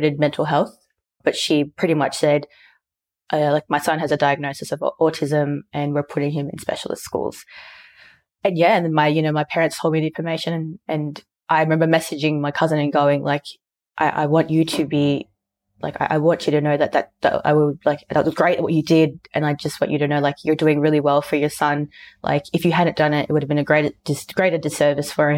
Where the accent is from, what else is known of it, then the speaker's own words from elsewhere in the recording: Sydney, New South Wales, Australia; being, you know, Filipino and growing up in Sydney